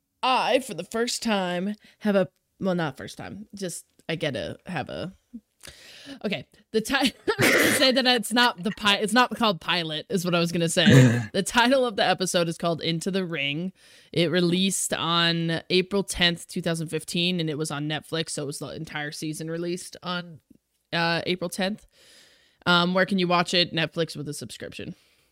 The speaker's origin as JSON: {"language": "English", "region": "Colorado", "country": "United States", "said": "which I found interesting since I am indeed from Colorado."}